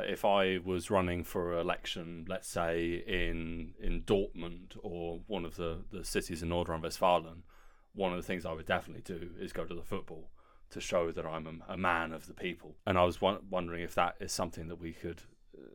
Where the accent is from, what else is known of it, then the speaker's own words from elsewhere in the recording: United Kingdom; also born or lived in Germany; And as a British person, I often found myself feeling like I was being encroached upon.